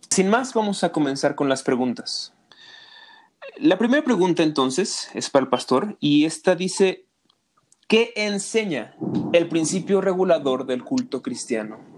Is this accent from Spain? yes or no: no; Guatemala City, Guatemala Department, Guatemala; soy de Ciudad de Guatemala.